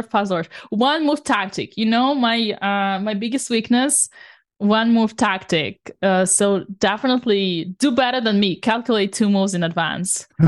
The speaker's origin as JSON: {"language": "English", "region": "Saint Petersburg", "country": "Russia", "moved": "yes", "lives_now": "France", "said": "the kind of the same neighborhood where I come from"}